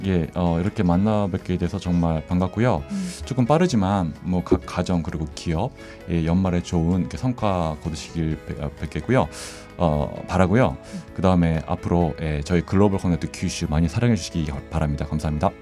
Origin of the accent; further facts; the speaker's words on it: Seoul, South Korea; moved away as an adult; also born or lived in Gangwon Province, South Korea; now in Fukuoka, Japan; 한국 강원도에서 태어났지만 그 대부분 서울에서 지냈습니다.